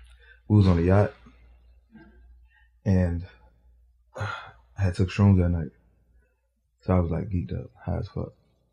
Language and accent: English; Atlanta, Georgia, United States; also born or lived in New Jersey; I was born in New Jersey. Oh, okay. And I moved to Atlanta when I was 10.